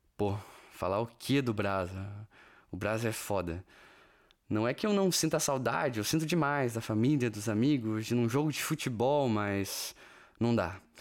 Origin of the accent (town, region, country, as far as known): Brazil; moved away as an adult; also born or lived in California; now in Portugal